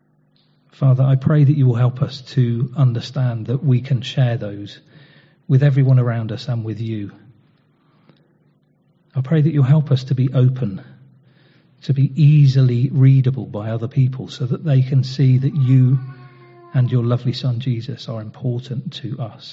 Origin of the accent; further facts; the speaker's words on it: United Kingdom; we're far too good at controlling them as British people